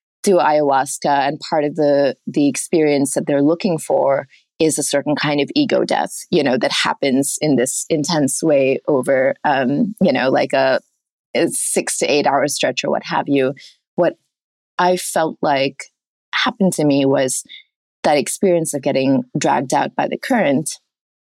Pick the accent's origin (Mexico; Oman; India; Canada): Oman; moved away; I grew up in Oman, a mile away from the beach.